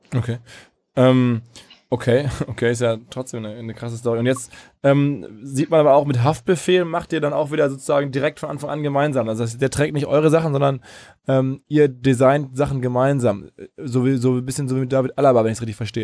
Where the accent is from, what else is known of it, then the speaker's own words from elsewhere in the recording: Ruhr area, North Rhine-Westphalia, Germany; aus der Ruhrgebietswahrnehmung, wo ich herkomme